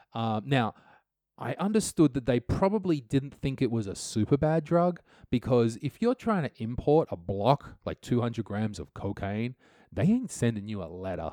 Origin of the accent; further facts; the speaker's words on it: Australia; now in Estonia; never one to let the law get in my way as an Australian.